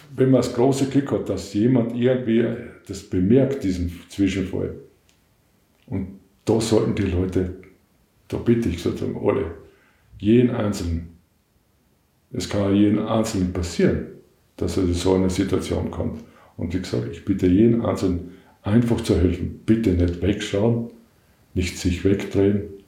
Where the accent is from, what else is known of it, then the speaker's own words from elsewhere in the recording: Western Styria, Austria; Ich komme aus der Weststeiermark